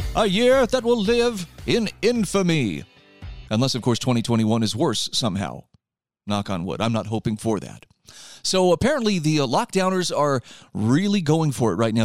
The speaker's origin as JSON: {"language": "English", "region": "Utah", "country": "United States", "said": "here in my home state of Utah"}